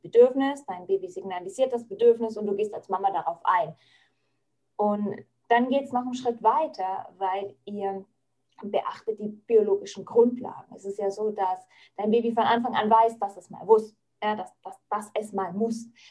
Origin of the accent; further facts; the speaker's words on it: Franconia, Bavaria, Germany; bei uns in Franken